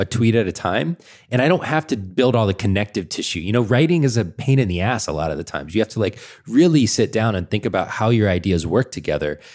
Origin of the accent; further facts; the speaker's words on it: Atlanta, Georgia, United States; I grew up in Atlanta.